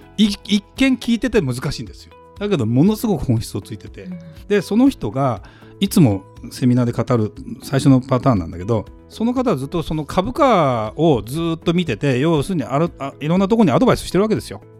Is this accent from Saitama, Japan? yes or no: yes; Saitama, Japan; now in Tokyo, Japan; だからまあ東京埼玉で育って東京で住んでてね